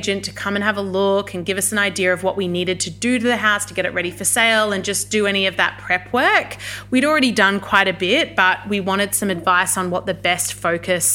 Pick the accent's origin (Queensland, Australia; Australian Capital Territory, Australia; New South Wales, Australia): Australian Capital Territory, Australia; Canberra; I'm currently based in Canberra, Australia, Ngunnawal country. This is my hometown. I'm a Canberran born and bred